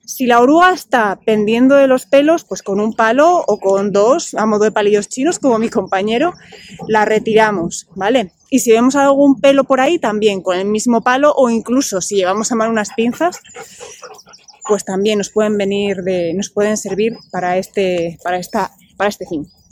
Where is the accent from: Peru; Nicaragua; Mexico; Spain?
Spain; Bilbao, Basque Country; moved away as an adult; now in Asturias, Spain; yo nací en Bilbao, soy de Bilbao